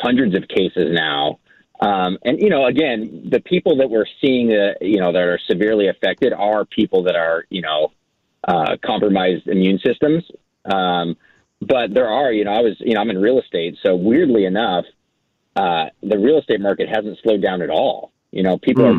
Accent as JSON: {"language": "English", "town": "Kirkland", "region": "Washington", "country": "United States", "tie": "born or raised there", "said": "I live in Kirkland"}